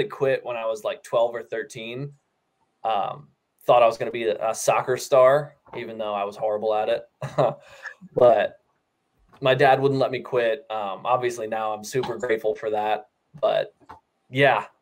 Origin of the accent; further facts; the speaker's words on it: York, Pennsylvania, United States; moved away; I'm from York, Pennsylvania